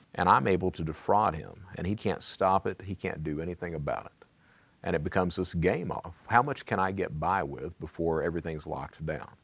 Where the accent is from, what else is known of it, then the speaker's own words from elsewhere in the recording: Eastern Kentucky, United States; I come from Eastern Kentucky